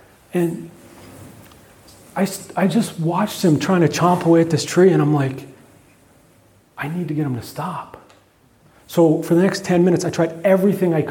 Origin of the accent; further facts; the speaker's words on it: Canada; by being Canadian